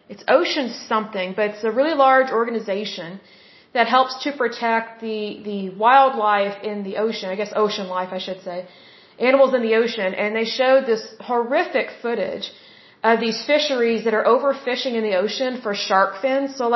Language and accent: English; Oklahoma, United States; I am from Oklahoma. I'm based out of Oklahoma City at this point.